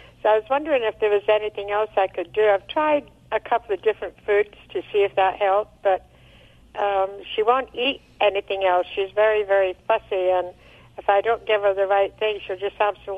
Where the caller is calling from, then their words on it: San Luis Obispo, California, United States; San Luis Obispo on the Central Coast, California.